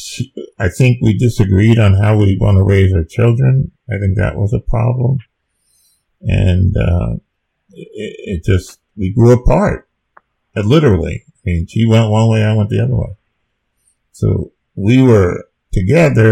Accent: New Jersey, United States; moved away as an adult; I'm from New Jersey

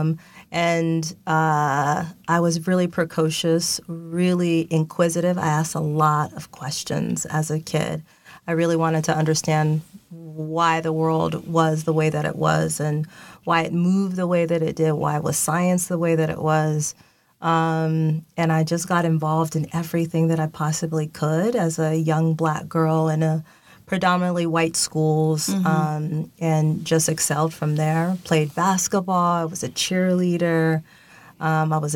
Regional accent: Seattle, Washington, United States; now in Los Angeles, United States; Born and raised in Seattle, Washington

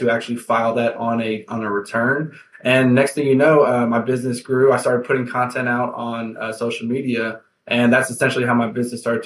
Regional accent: Houston, Texas, United States; I am from Houston, Texas

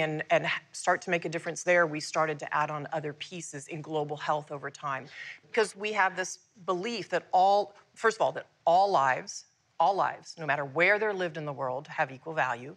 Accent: United States; I was born in the United States

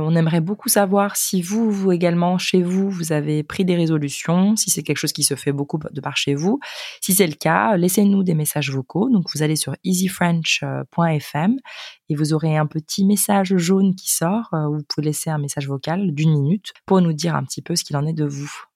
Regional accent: Spain; French is a second language; je viens de l'Espagne

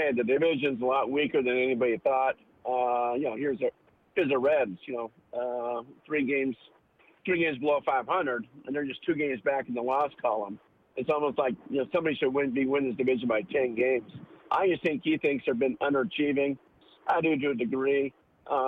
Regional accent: Australia; moved away; I'm Australian

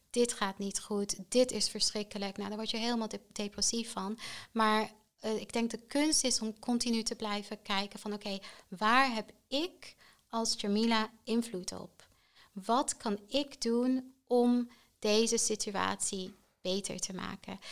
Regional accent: Netherlands; Maar ik denk voor ons als Nederlanders, absoluut underrated.

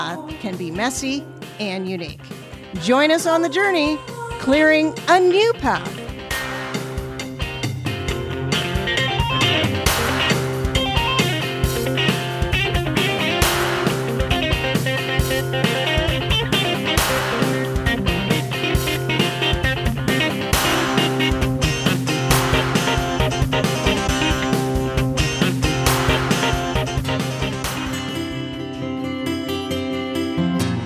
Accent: Perth, Ontario, Canada; I actually also was born in Perth, Ontario

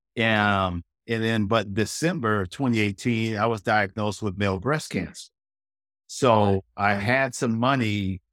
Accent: Pontiac, Michigan, United States; We grew up in Pontiac, and uh, that's just north of Detroit, suburb of Detroit.

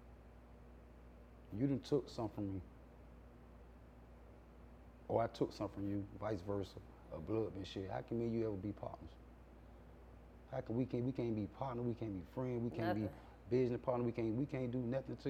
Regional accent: Atlanta, Georgia, United States; I'm born 80 Butler Street.

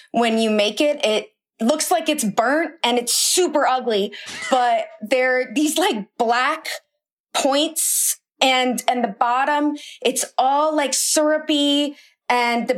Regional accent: Iowa, United States; My dad's from New Orleans, but I've lived in Iowa my whole life

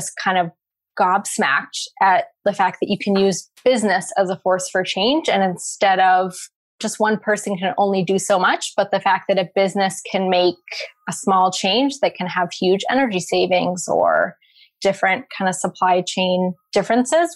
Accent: Pacific Northwest, United States; I grew up in the Pacific Northwest

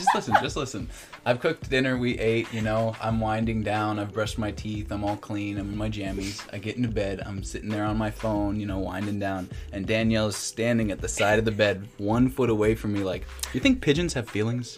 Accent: Colorado, United States; I'm from Colorado.

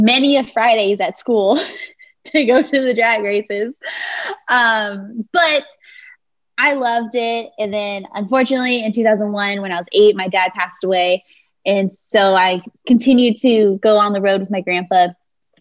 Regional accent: Southern California, United States; I grew up in Southern California

